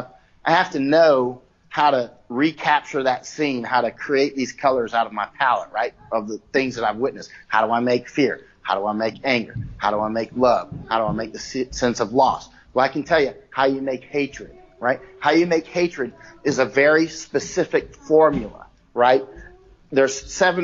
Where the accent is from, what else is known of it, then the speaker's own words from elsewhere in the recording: Florida, United States; also born or lived in North Carolina / Ohio / Massachusetts / California; now in Chiang Mai, Thailand; I grew up in Florida